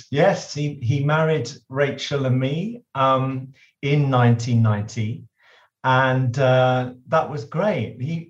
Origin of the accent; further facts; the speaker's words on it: London, United Kingdom; we were living in London. I grew up in London